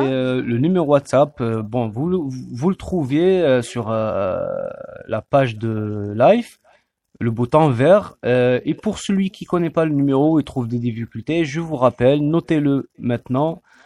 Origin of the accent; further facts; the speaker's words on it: Algeria; now in France